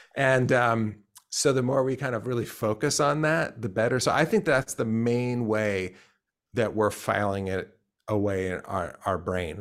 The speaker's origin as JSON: {"language": "English", "region": "Pennsylvania", "country": "United States", "tie": "born or raised there", "said": "I grew up in Pennsylvania"}